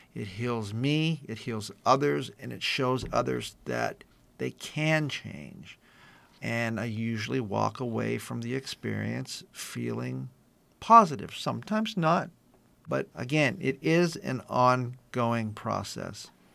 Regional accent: East San Gabriel Valley, California, United States; born or raised there

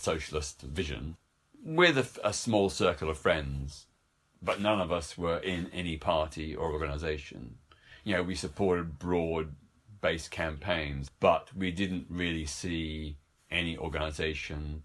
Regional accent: Melbourne, Victoria, Australia; in my hometown of Melbourne, Australia

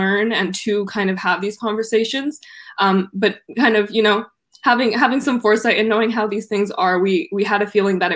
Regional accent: Vancouver, British Columbia, Canada; I'm from Canada, from Vancouver

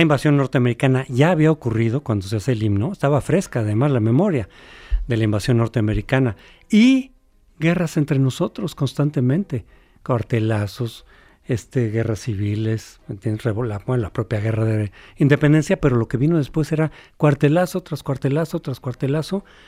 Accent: Mexico; somos mexicanos

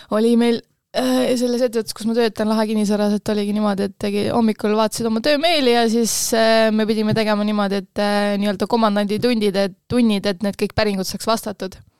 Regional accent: Kose, Harju County, Estonia; ise olen äh, Kosalõõgust pärit

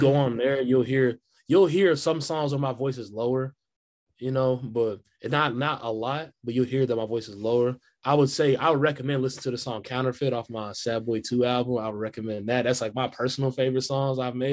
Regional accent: Kansas City, Missouri, United States; I'm from Kansas City, Missouri

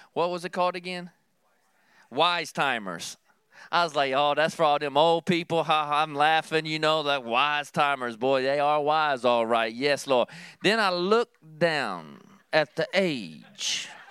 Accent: Kentucky, United States; growing up in Kentucky

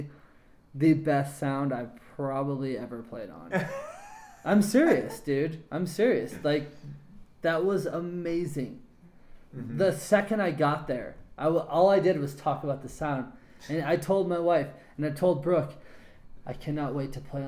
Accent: Colorado, United States; also born or lived in Milwaukee, Wisconsin / Fort Collins, Colorado; now in Denver, United States; I've lived here since I was 5

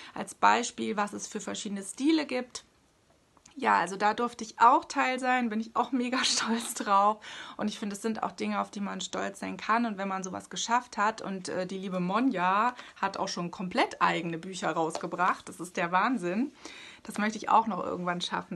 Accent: Hesse, Germany; moved away as an adult; now in Hanover, Germany; ursprünglich komme ich aus Hessen. Ja, ich bin tatsächlich ein Hesse-Major.

